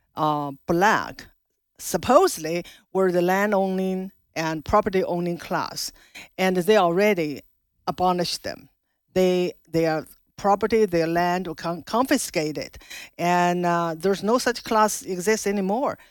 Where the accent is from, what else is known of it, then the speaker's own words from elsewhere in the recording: China; moved away as an adult; now in Loudoun County, Virginia, United States; I was born in China, grew up in China, spent my first twenty-six years in China, Mao's China.